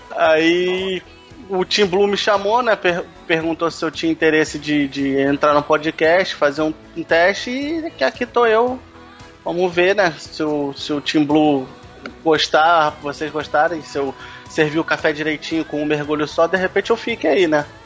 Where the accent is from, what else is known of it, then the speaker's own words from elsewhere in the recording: Rio de Janeiro, Brazil; sou do Rio de Janeiro, né? Carioca